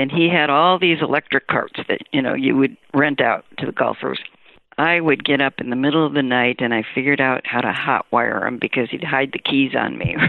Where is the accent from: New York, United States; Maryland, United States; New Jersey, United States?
New York, United States; Rochester; I went back to Rochester, which was my hometown